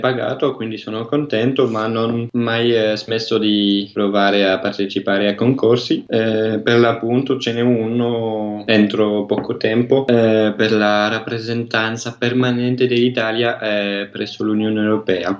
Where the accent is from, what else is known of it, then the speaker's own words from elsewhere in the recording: Brussels, Brussels-Capital Region, Belgium; Italian is a second language; now in Ottignies, Belgium; Eh, io sono belga, eh, sono nato a, a, Bruxelles, però vivo nella parte francofona del Belgio, in Valonia.